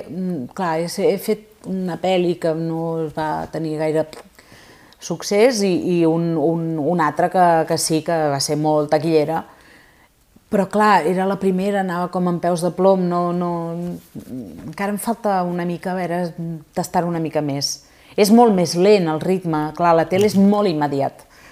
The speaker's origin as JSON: {"language": "Catalan", "town": "Sabadell", "region": "Catalonia", "country": "Spain", "said": "la Copla és de Sabadell, jo sóc de Sabadell"}